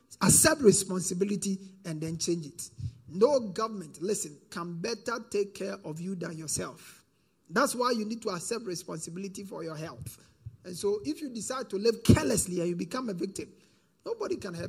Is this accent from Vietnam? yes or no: no; Ghana; as a Ghanaian